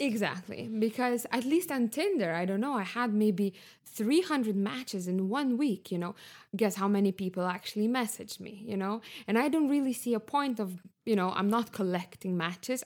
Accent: Lithuania; moved away as an adult; also born or lived in Barcelona, Spain / Stockholm, Sweden; now in Berlin, Germany; I'm from Lithuania, uh, currently living in Berlin

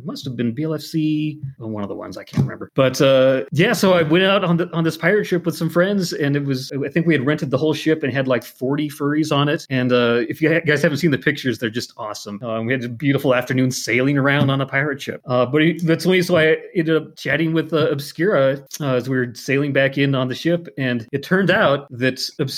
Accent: Montana, United States; Growing up in Montana

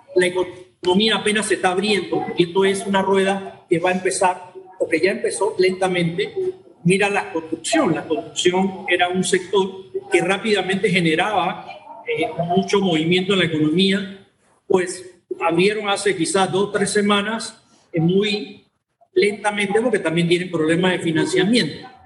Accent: Panama; te hablo como panameño

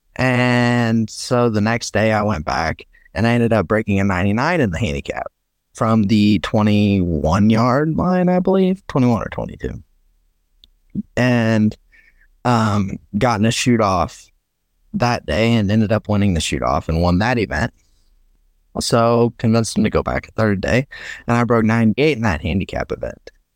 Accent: Herrin, Illinois, United States; I am from Southern Illinois, a little town called Heron

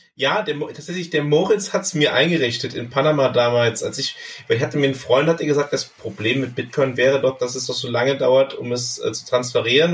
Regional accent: Bergisch Gladbach, North Rhine-Westphalia, Germany; meiner Heimatstadt Bergisch Gladbach. Das ist in, im Rheinland, ja.

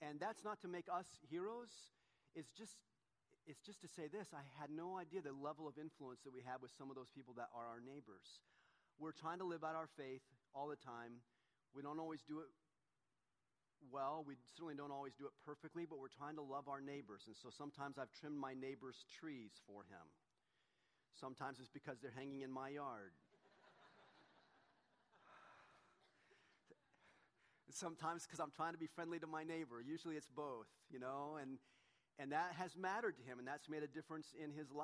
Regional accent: Southern California, United States; the same church that Donna and I grew up in down in Southern California

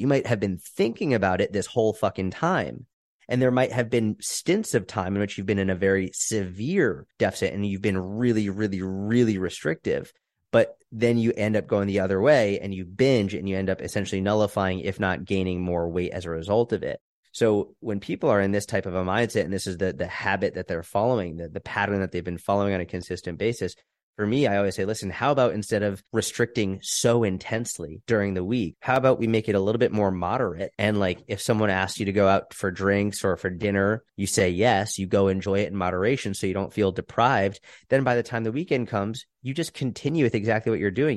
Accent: outside Boston, Massachusetts, United States; moved away as an adult; also born or lived in Israel / New York City; I grew up outside Boston, Massachusetts.

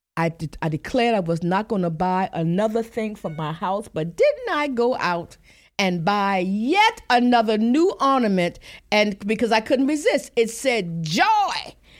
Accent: Lincolnville, South Carolina, United States; growing up in Lincolnville, South Carolina

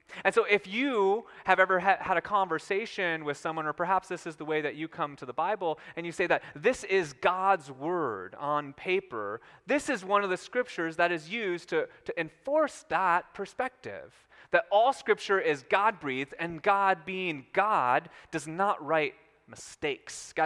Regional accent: Minnesota, United States; my small town in Minnesota

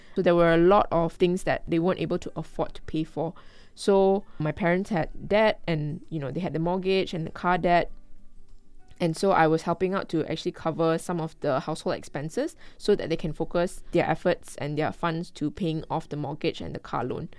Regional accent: Kuala Lumpur, Malaysia; I'm a Malaysian and I grew up in Kuala Lumpur.

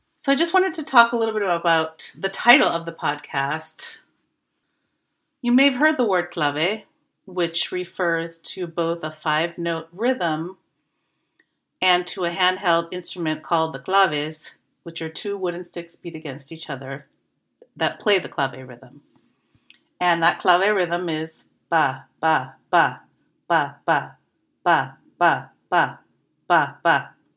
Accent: San Francisco, California, United States; I was raised by leftists in San Francisco

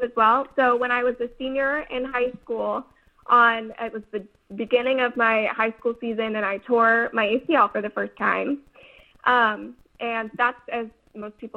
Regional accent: Davis, California, United States; my hometown, Davis

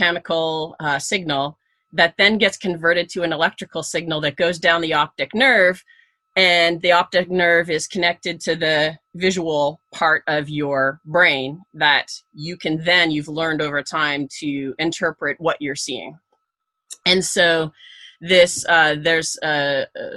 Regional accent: Canada; I grew up in Canada

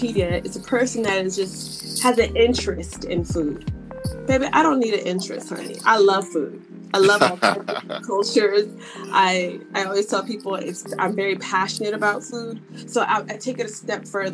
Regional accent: United States; as an American, or they call me Yankee

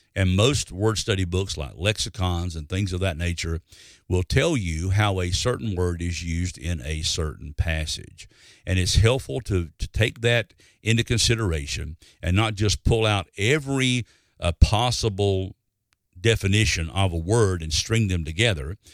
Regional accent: Alabama, United States; when I was growing up in Alabama

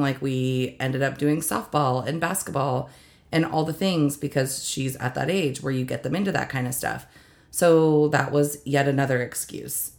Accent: United States; I was born and raised in East Valley

